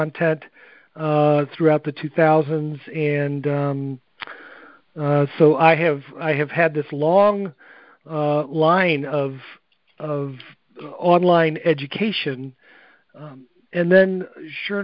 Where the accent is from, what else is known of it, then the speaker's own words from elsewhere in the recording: New England, United States; now in Jacksonville, United States; I am from Jacksonville, Florida. Originally grew up in New England